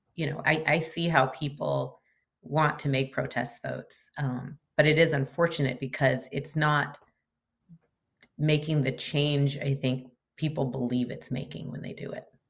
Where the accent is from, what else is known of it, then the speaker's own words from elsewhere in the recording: Chico, California, United States; moved away as an adult; also born or lived in Portland, Oregon; I grew up in Northern California